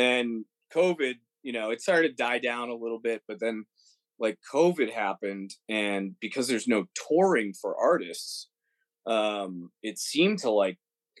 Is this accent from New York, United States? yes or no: no; Mansfield, Massachusetts, United States; moved away as an adult; also born or lived in Roslindale, Massachusetts / Los Angeles; now in Nashville, United States; I grew up in Mansfield, Massachusetts. Before that, it was Rosendale. I only lived in Rosie for a little bit.